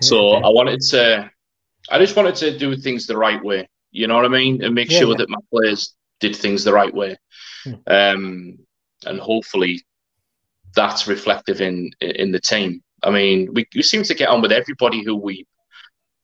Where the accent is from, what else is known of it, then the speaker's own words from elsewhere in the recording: Middlesbrough, North East England, United Kingdom; I'm from Middlesbrough